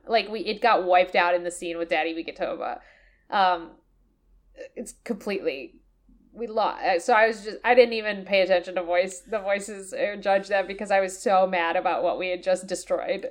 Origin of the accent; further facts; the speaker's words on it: United States; me as an American